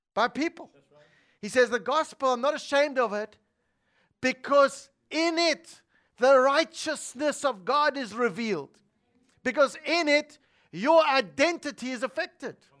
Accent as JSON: {"language": "English", "country": "South Africa", "tie": "born or raised there", "said": "I was born in South Africa"}